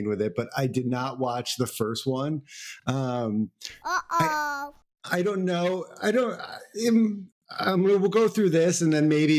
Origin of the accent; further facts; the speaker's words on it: Texas, United States; growing up in Texas